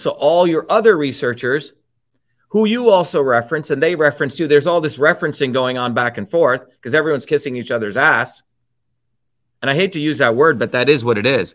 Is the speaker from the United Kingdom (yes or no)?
no; India; moved away; I grew up in India